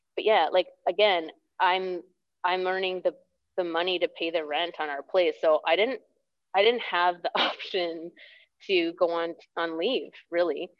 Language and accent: English; Toronto, Ontario, Canada; moved away as an adult; also born or lived in Ottawa / Vancouver / Squamish; I lived in Ontario then, I grew up in Toronto.